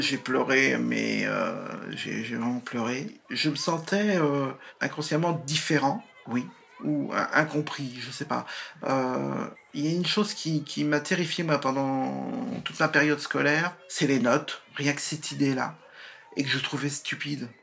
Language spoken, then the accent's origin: French; Nantes, Pays de la Loire, France; also born or lived in Vertou; je suis né à Nantes euh, en mai 67